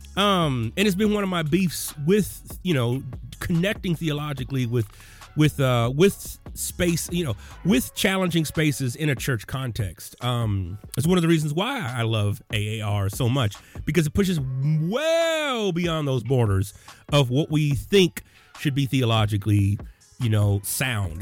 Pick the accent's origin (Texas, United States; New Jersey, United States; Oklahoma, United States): Texas, United States; I was born in Texas.